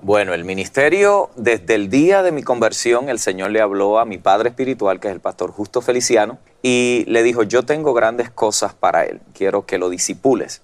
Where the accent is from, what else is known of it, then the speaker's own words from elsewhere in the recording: Puerto Rico; moved away as an adult; now in United States; vengo de Puerto Rico, mm. donde la tradición pues ya era la, religión tradicional y allí nos criamos y nos formamos durante mm. toda nuestra vida hasta los 18 años que emigro a los Estados Unidos